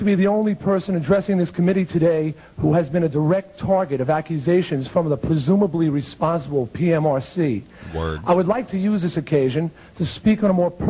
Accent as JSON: {"language": "English", "area": "Long Island", "region": "New York", "country": "United States", "tie": "born or raised there", "said": "my hometown newspaper on Long Island"}